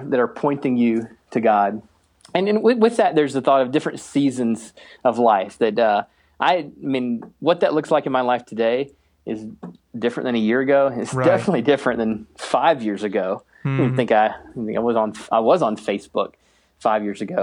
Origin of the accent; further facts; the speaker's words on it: the East, East Coast, United States; now in Minneapolis, United States; I grew up in the East